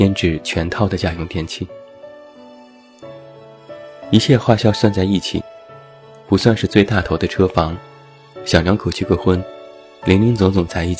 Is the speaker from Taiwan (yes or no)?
no; Taiyuan, Shanxi, China; 我的家乡山西太原，彩礼前十几万其实都是平均价格。